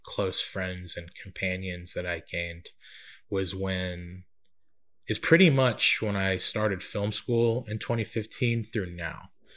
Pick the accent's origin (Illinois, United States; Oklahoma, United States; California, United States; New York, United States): California, United States; Central; also born or lived in Winder, Georgia; now in Atlanta, United States; I was born and raised in Central California and moved to, uh, Winder, Georgia in, uh, two thousand